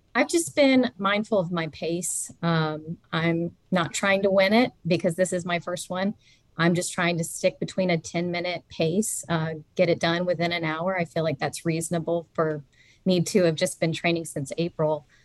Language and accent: English; Georgia, United States; I am a Georgia native, mm-hmm. born and raised